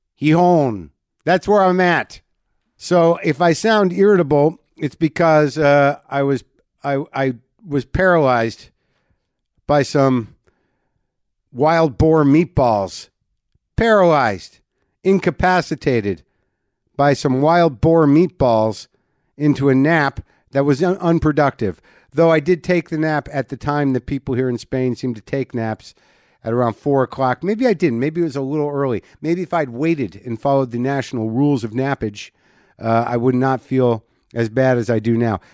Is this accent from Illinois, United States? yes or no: no; New Mexico, United States; moved away; I, I d, literally don't know any Spanish, even though I grew up in New Mexico.